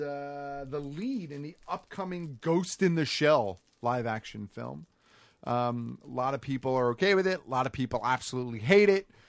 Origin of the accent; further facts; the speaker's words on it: United States; as an American viewer